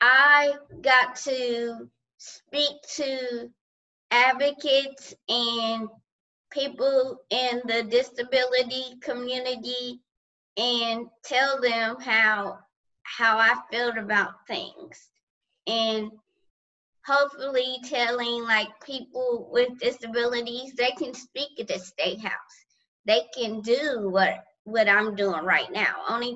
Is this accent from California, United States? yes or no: yes; California, United States; moved away as an adult; I was here from California and didn't know any friends there or anything. But otherwise than that, in California, I was not shy.